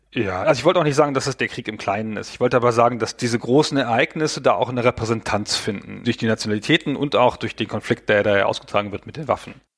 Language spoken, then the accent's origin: German; Germany; als Deutscher